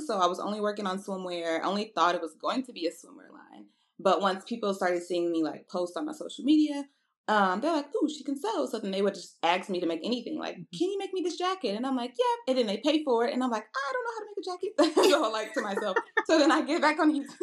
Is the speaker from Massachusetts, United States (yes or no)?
no; Houston, Texas, United States; also born or lived in Nashville, Tennessee; I'm originally from Houston, Texas, uh, by way of Nashville, Tennessee.